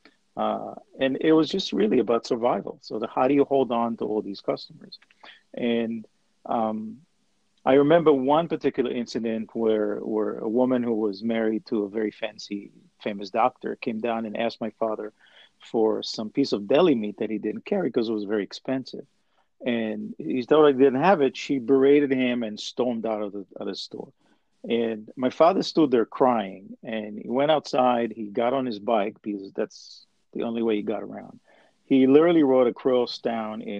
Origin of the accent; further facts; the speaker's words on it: Israel; I'm originally from Israel and I grew up as a son of an incredibly hardworking father who had a very small grocery store